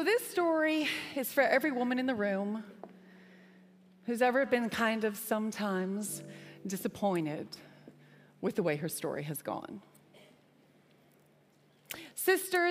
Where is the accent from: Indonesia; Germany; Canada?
Canada; accent: Canadian; me with my Canadian accent